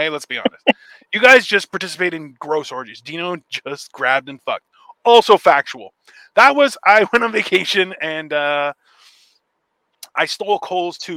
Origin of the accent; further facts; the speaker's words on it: United Kingdom; I'm a Brit.